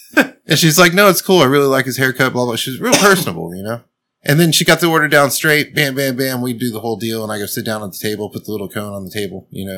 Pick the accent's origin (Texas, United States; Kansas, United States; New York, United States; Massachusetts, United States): Texas, United States; because I'm a Texan